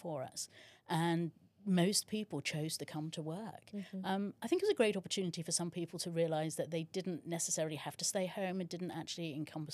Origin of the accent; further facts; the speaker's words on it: England, United Kingdom; moved away as an adult; now in North Carolina, United States; I was born and raised in England